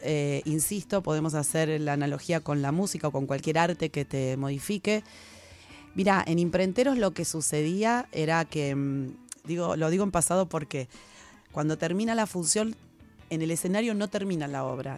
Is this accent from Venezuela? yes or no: no; Buenos Aires, Argentina; unos cursos gratuitos en el barrio, en Flores, yo soy de Flores